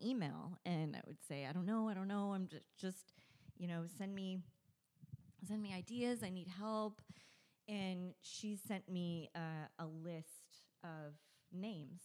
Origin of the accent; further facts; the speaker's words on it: Victorville, California, United States; I grew up in Victorville